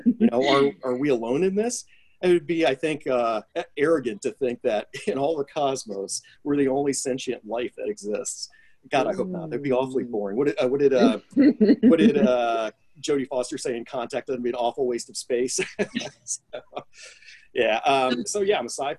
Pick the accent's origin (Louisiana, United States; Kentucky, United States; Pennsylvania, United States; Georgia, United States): Kentucky, United States; Louisville; my hometown community here